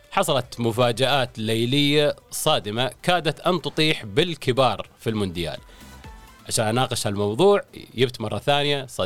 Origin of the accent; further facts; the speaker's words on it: United Arab Emirates; نحن كاماراتيين وأهلنا العرب والمقيمين على هذه الأرض الطيبة